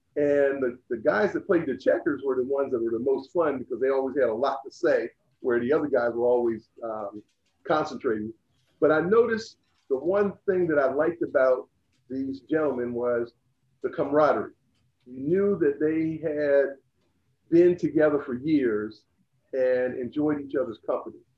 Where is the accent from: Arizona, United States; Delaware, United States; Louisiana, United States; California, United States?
Delaware, United States; Laurel; moved away as an adult; also born or lived in Salisbury, Maryland; I grew up in Laurel, Delaware, and went to Laurel High School